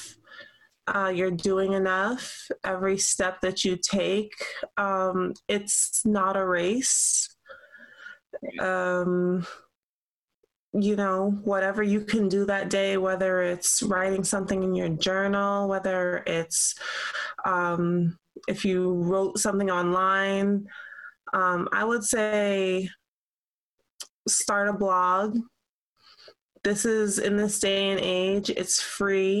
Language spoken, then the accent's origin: English; New York City, New York, United States; I was born in Brooklyn